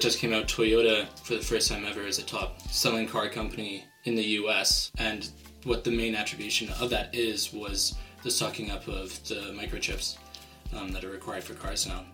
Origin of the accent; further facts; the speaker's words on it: Vancouver, British Columbia, Canada; I'm from Vancouver, Canada.